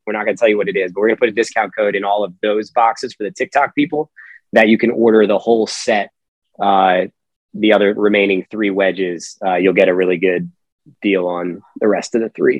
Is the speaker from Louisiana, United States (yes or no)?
no; Pennsylvania, United States; originally, I'm from Pennsylvania